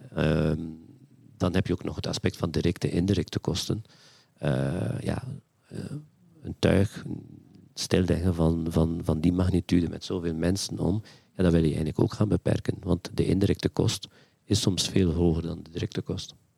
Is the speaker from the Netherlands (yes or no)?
no; West Flanders, Belgium; moved away as an adult; also born or lived in Antwerp; Ik ben eigenlijk van nature uit of van, van geboorte ben ik een West-Vlaming.